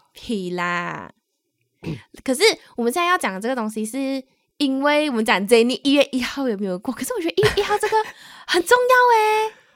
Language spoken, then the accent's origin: Chinese; Malaysia; moved away as an adult; now in Taiwan; 我们是两位来自马来西亚，目前在台湾工作的台湾社畜